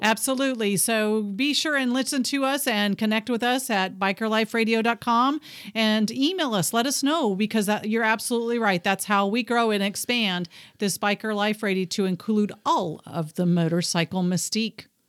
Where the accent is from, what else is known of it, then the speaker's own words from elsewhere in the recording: Texas, United States; moved away; I was born in Texas, so I'm a Texan at heart.